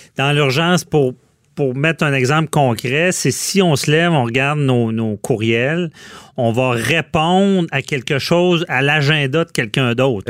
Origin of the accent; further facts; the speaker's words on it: Quebec City, Quebec, Canada; je suis de Québec